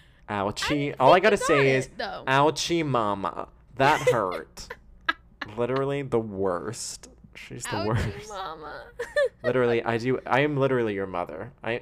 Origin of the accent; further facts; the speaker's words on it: Wales, United Kingdom; I am a Welsh person, 100% Welsh.